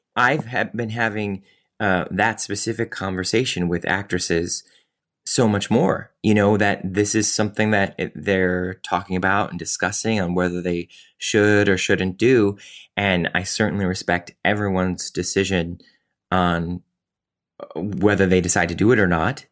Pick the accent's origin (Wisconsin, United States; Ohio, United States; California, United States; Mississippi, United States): Ohio, United States; Cleveland; moved away; also born or lived in New York; I was from Cleveland